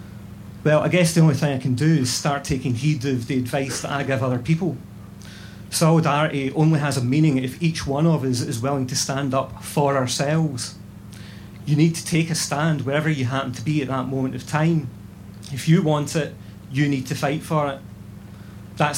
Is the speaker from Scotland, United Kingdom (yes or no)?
yes; Scotland, United Kingdom; I consciously chose to start describing myself as Scottish, not British, because I support Scottish independence.